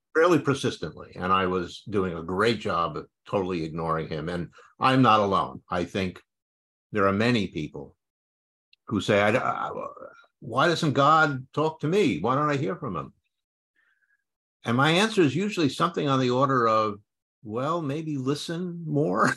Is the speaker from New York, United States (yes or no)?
yes; New York City, New York, United States; I grew up in New York City